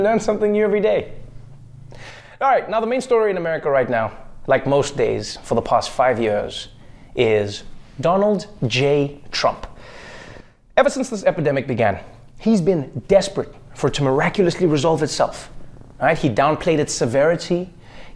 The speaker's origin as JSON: {"language": "English", "country": "South Africa", "tie": "born or raised there", "moved": "as an adult", "lives_now": "United States", "said": "my home country of South Africa"}